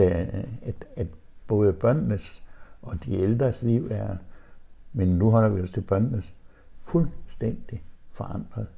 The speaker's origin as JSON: {"language": "Danish", "area": "Vendsyssel", "region": "North Denmark Region", "country": "Denmark", "tie": "born or raised there", "said": "i Vendsyssel, hvor jeg kommer fra"}